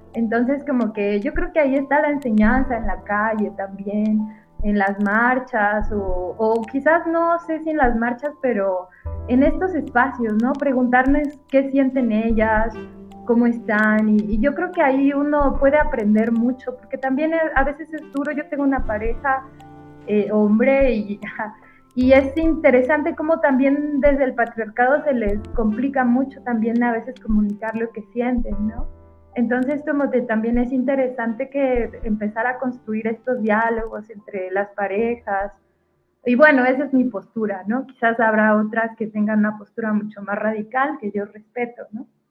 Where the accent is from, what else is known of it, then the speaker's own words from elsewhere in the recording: Mexico; como mujer mexicana, latinoamericana